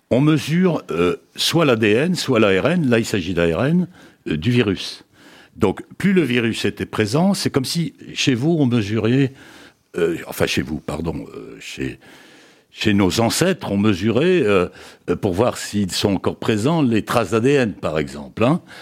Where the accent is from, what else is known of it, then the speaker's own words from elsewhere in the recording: France; mais chez nous en France, on le fait pas ou peu.